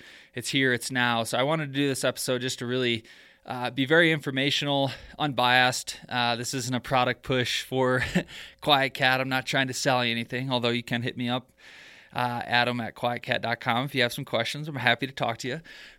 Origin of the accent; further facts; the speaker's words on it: Michigan, United States; I'm originally from Michigan, and I feel like Colorado's kind of like the best of all worlds.